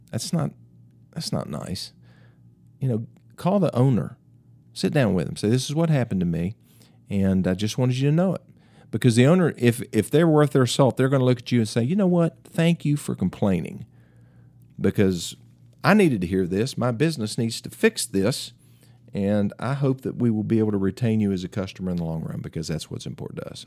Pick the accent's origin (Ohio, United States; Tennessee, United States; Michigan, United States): Tennessee, United States; Greeneville; my hometown, Greenville, Tennessee